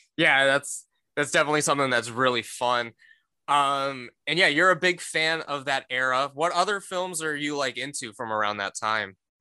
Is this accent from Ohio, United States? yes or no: yes; Cleveland, Ohio, United States; I'm from the Cleveland area